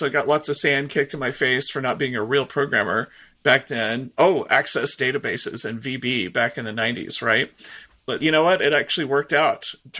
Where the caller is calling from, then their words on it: Seattle, Washington, United States; I'm in the Seattle, Washington area in the Pacific Northwest. I'm actually close to Redmond, Washington.